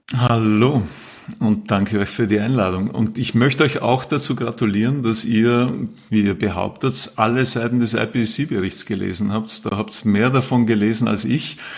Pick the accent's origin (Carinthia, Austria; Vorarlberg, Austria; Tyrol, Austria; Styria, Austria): Vorarlberg, Austria; moved away as an adult; also born or lived in Salzburg; now in Vienna, Austria; Ich bin ursprünglich Vorarlberger, habe dann lang in Salzburg gelebt, Studium Zivildienst dort gemacht und bin seit mittlerweile gut 20 Jahren in Wien